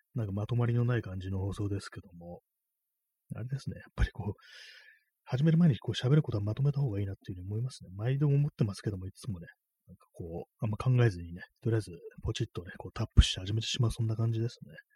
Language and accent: Japanese; Tokyo, Japan; 私が今 東京にいるんですけどもていうね、東京生まれの人間なんですけども